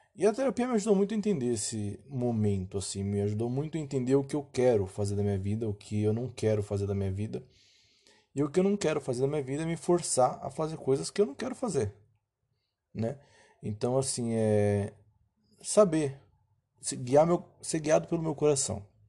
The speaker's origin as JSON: {"language": "Portuguese", "region": "São Paulo", "country": "Brazil", "said": "Eu sou paulista"}